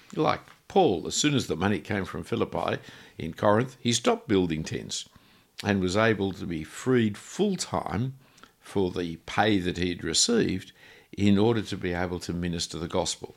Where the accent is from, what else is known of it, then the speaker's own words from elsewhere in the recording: Australia; I'm an Australian